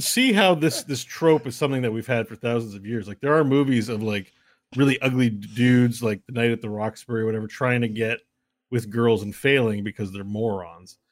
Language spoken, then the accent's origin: English; Canada; I'm Canadian